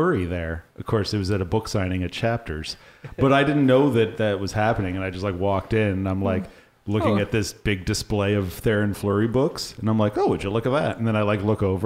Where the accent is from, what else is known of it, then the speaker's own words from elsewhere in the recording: East Coast, Canada; now in Winnipeg, Canada; me growing up on the East Coast